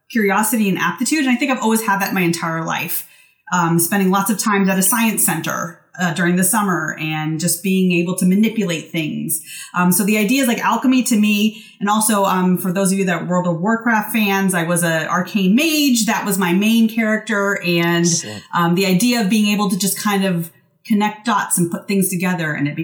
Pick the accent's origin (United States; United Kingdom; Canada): United States; Washington; moved me back to Washington State, which is my home state